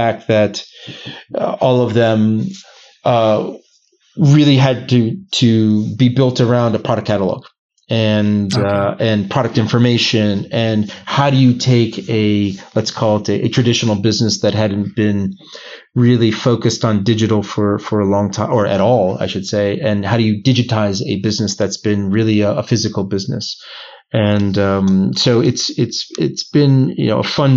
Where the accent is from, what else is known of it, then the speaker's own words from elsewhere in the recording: United States; moved away as an adult; also born or lived in Boston; now in Geneva, Switzerland; as an American, I'm the poster child for, you know, I speak one language